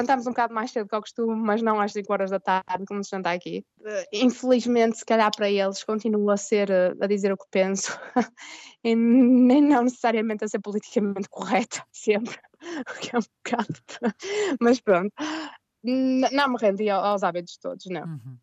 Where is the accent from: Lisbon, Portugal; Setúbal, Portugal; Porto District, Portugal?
Porto District, Portugal; Porto area; moved away as an adult; also born or lived in Germany / Washington DC, United States; now in England, United Kingdom; Eu, venho do Porto, mas não venho do centro do Porto, venho de uma das cidades pequenas fora do Porto, onde também não havia muita gente